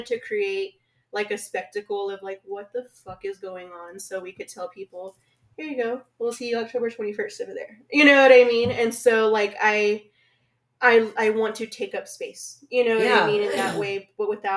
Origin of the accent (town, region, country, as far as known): Lubbock, Texas, United States; born or raised there